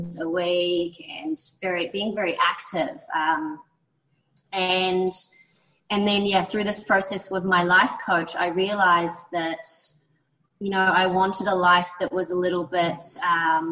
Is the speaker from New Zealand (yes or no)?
yes; New Zealand; moved away; I'm originally from New Zealand. I grew up in a small coastal town